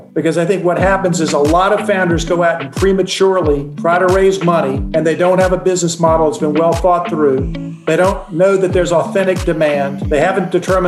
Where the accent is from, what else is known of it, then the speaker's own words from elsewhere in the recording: Charlotte, North Carolina, United States; also born or lived in Cincinnati, Ohio / Raleigh, North Carolina; now in Atlanta, United States; We moved to Charlotte when I was in the second grade. And that's really where I considered my hometown and grew up